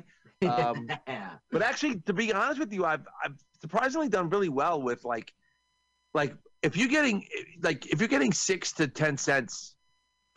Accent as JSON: {"language": "English", "region": "New York", "country": "United States", "said": "I'm from New York"}